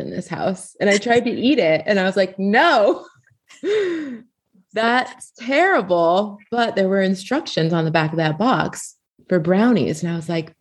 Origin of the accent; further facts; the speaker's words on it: Los Angeles, California, United States; I grew up in Los Angeles in the early 80s